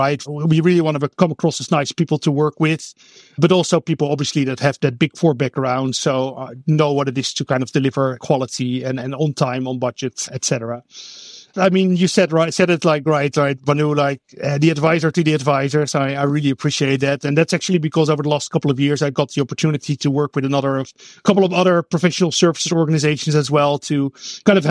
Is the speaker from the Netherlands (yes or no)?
yes; Netherlands; English is a second language; moved away as an adult; now in Oakland, United States; I am actually Dutch, born and raised in the Netherlands